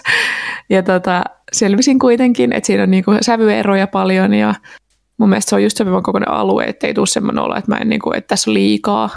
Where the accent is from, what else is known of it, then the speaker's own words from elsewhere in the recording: Turku, Southwest Finland, Finland; olen Turusta